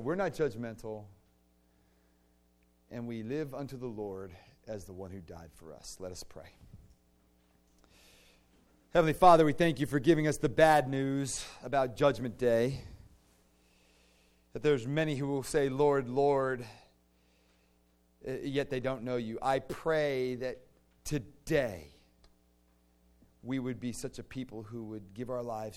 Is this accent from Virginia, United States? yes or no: yes; Virginia, United States; I grew up in the Diocese of Delightful. Because in Virginia, you know, you'd go to diocesan convention